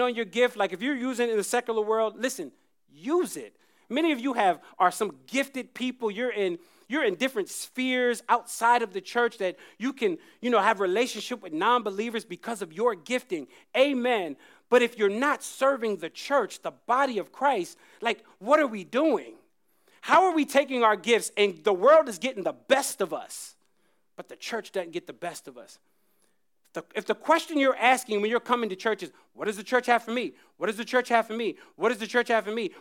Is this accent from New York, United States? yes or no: no; Jacksonville, North Carolina, United States; moved away; I grew up in North Carolina